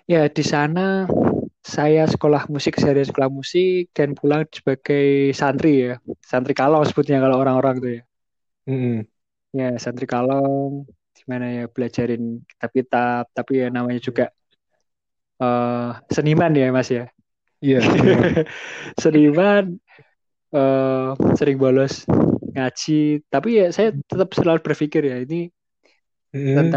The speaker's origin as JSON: {"language": "Indonesian", "town": "Salatiga", "region": "Central Java", "country": "Indonesia", "tie": "born there", "said": "dari awal saya dilahirkan di kota Salatiga ya, yang notabene juga emang mayoritas muslimnya itu ya boleh dikatakan lah ya."}